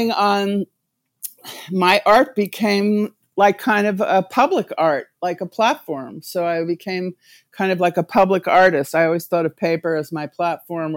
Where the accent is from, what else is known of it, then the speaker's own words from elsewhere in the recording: New Jersey, United States; also born or lived in Greenwich Village, New York City / Los Angeles; now in New York City, United States; I am a New Yorker, but I grew up in New Jersey